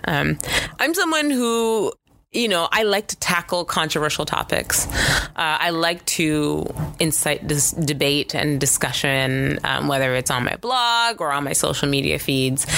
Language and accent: English; Canada; I am Canadian